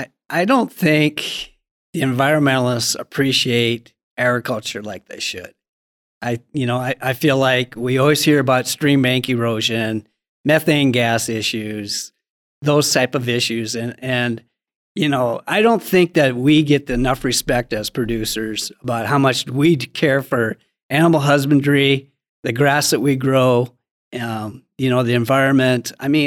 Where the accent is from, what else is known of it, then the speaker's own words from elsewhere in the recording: Montana, United States; I'm from Central Montana, and we've had two brutal drought years.